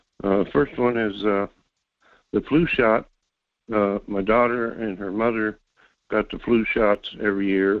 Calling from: North Pole, Alaska, United States; Yeah, this is … from North Pole.

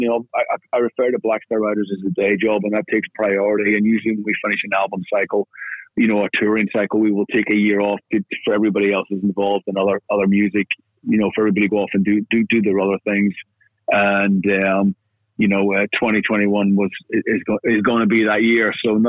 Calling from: Los Angeles, California, United States; Oh, absolutely. I'm calling from Los Angeles.

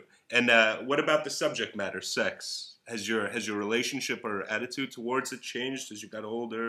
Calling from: Israel; I'm calling from Israel.

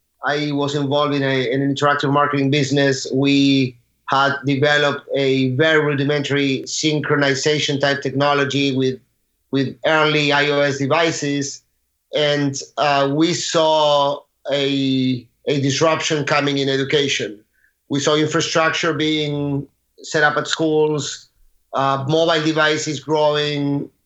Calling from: Aventura, Florida, United States; I'm in Miami, Florida, actually in Aventura, a little bit north of Miami.

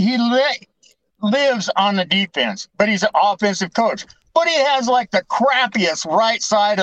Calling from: Beatty, Oregon, United States; I'm calling from Beatty, Oregon, out in the middle of nowhere.

